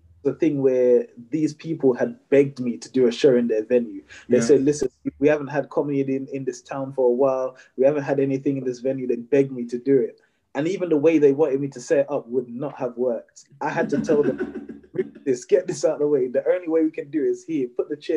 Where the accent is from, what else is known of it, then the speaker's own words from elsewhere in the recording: Jamaica; I'm Jamaican